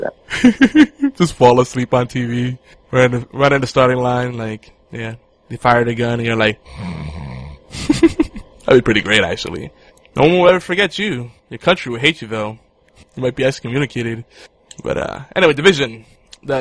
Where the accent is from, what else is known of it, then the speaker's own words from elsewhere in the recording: New York City, New York, United States; moved away; I grew up there, so I, I'm always gonna love New York City